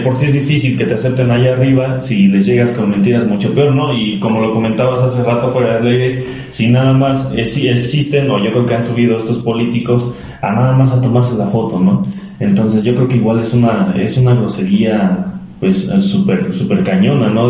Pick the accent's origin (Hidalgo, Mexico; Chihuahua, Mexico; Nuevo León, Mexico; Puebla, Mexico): Hidalgo, Mexico; Mineral del Chico; En mi pueblo, en del Chico